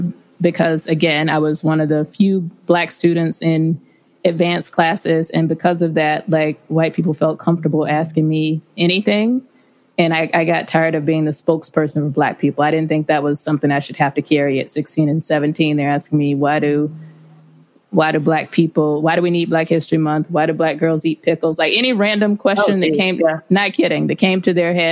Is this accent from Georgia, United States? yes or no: yes; Rome, Georgia, United States; I am originally from Georgia. I was born in a small town called Rome, Georgia, which is about an hour and a half northwest of Atlanta.